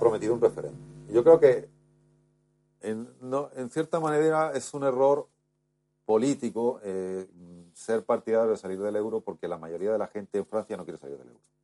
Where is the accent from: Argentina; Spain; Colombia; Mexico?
Spain; yo como muchos españoles